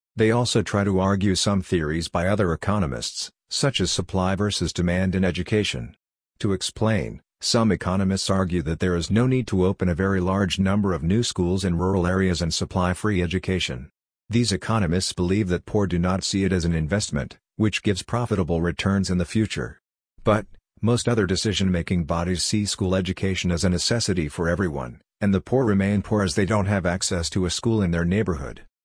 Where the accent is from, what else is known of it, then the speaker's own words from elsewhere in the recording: Andhra Pradesh, India; the place where I grew up in Andhra Pradesh.